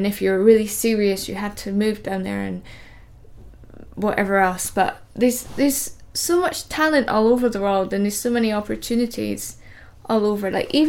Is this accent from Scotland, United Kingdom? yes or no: yes; Edinburgh, Scotland, United Kingdom; moved away as an adult; also born or lived in London; I'm from Edinburgh